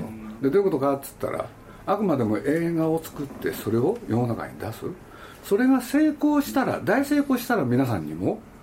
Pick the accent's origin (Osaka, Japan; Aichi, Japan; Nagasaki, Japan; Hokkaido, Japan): Aichi, Japan; Nagoya; moved away; 僕のふるさとでもあるんですけれど